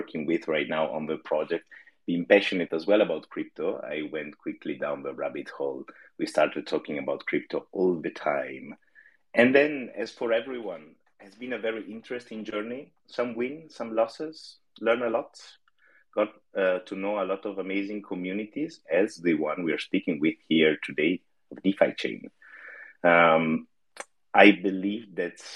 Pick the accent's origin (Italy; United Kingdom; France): Italy; now in Netherlands; I'm originally from Italy